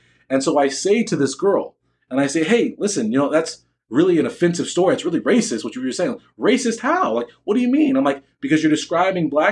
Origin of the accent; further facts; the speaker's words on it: Newport Beach, California, United States; I grew up in Orange County. I went to Newport Harbor High School